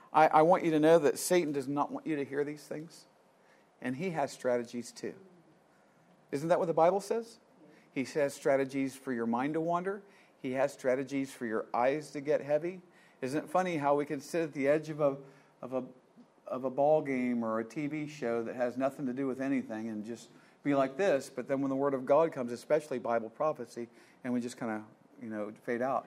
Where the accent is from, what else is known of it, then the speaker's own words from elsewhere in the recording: Columbus, Ohio, United States; moved away; I was born in Columbus, Ohio.